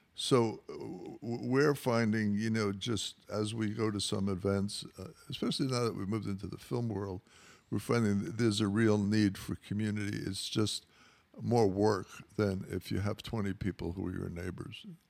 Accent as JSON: {"language": "English", "town": "New York City", "region": "New York", "country": "United States", "tie": "born or raised there", "moved": "as an adult", "lives_now": "Los Angeles, United States", "said": "I grew up in New York, uh, in the Rockaways near the beach"}